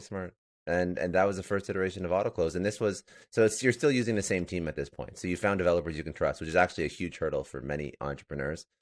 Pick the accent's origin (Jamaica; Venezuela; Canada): Canada; Toronto, Ontario; now in Fort Lauderdale, United States; I'm actually Canadian. I'm in Fort Lauderdale right now, but I'm originally from Toronto